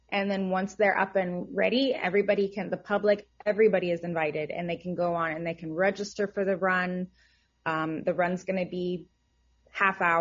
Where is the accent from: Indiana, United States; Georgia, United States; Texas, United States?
Georgia, United States; Atlanta; I came from Atlanta, so this is a completely different transition and I love it.